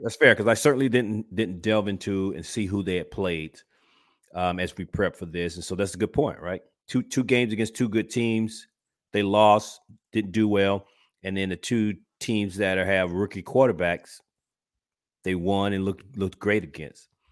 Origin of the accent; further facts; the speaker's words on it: Georgia, United States; moved away; I'm originally from Georgia